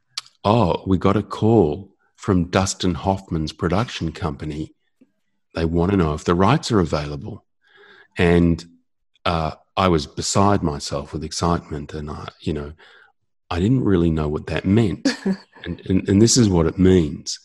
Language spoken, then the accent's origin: English; Australia; I'm Australian